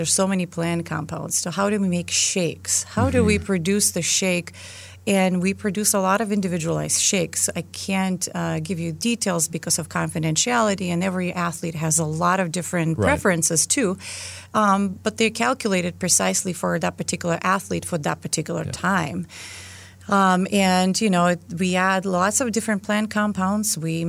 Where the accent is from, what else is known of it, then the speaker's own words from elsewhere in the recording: Lithuania; accent: Lithuanian; English is a second language; well, I hear your accent because I'm not from the United States. So, of course, they can hear my Lithuanian accent.